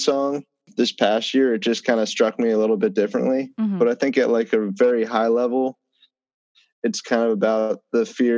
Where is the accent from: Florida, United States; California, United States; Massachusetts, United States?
Massachusetts, United States; Bedford; now in New York, United States; I'm originally from Bedford, Massachusetts, suburb of Massachusetts, kind of close to Boston